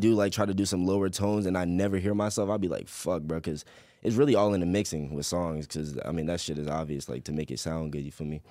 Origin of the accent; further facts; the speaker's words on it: Chesapeake, Virginia, United States; also born or lived in Portsmouth, Virginia; I was born in Portsmouth, but I was rain-, raised in Chesapeake